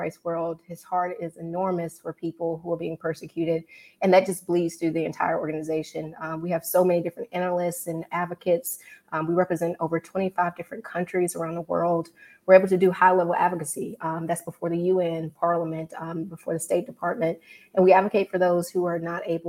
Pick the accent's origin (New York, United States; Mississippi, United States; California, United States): Mississippi, United States; now in Washington, D.C., United States; I'm originally from Mississippi, best state in the nation. Right now, I'm out of DC